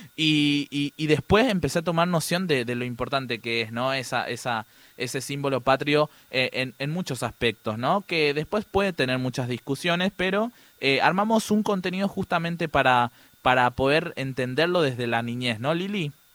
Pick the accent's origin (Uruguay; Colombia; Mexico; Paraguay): Paraguay; now in Buenos Aires, Argentina; soy paraguayo y hablo en guaraní